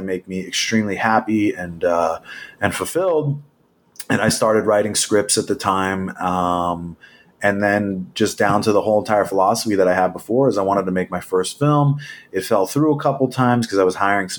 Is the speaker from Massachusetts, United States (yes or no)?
no; New Jersey, United States; I grew up in New Jersey